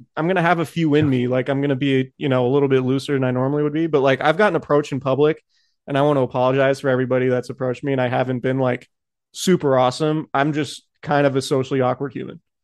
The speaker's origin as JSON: {"language": "English", "town": "Santa Rosa", "region": "California", "country": "United States", "tie": "born or raised there", "said": "I'm from Santa Rosa um, the house that I grew up in and the neighborhood I grew up in went in the 2017 fire"}